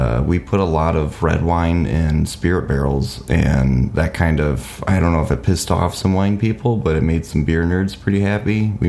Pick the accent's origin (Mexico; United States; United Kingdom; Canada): United States; Watervliet, Michigan; moved away as an adult; now in Grand Rapids, United States; my hometown called Arclight in Waterville, Michigan.